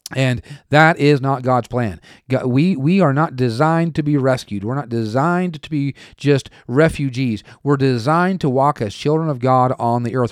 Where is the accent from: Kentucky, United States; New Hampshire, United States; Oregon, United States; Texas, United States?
Oregon, United States; moved away; also born or lived in Tulsa, Oklahoma; I was born and raised in Oregon